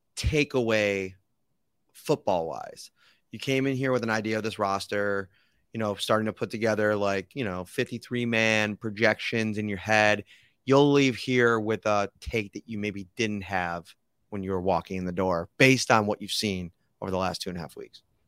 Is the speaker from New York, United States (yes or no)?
yes; Buffalo, New York, United States; I grew up in Buffalo